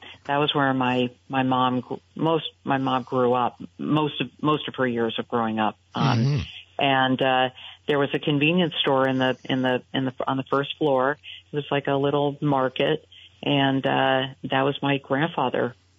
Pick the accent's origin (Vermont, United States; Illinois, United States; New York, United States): Vermont, United States; Burlington; And the Mary Fletcher Hospital was where I was born, and I don't know if it was before or after you, but I grew up in Burlington, and am very proud of the fact that my mother was born in Burlington, my grandmother was.